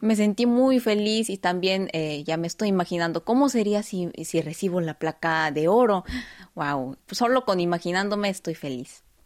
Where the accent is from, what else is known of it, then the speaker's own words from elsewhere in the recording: South Korea; ya que también soy coreana